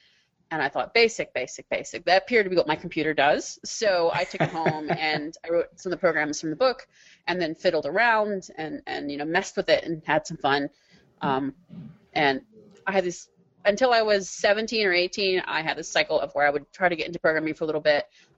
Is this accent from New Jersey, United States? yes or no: no; Maryland, United States; Suburban Maryland.